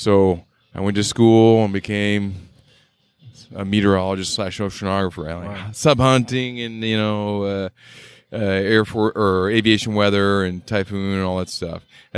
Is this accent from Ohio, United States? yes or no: no; Boise, Idaho, United States; moved away; I grew up in Boise, Idaho.